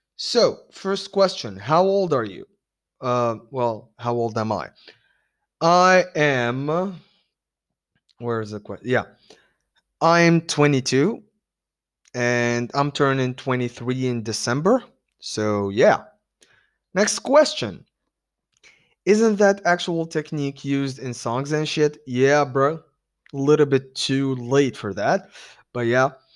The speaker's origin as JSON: {"language": "English", "town": "Tunis", "region": "Tunis Governorate", "country": "Tunisia", "said": "I am from Tunis."}